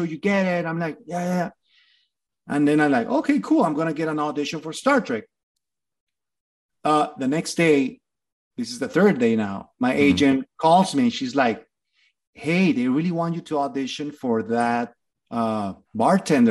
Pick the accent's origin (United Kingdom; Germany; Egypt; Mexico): Mexico; Torreón, Coahuila; moved away as an adult; also born or lived in Mexico City; now in Los Angeles, United States; My hometown is Torreón, Coahuila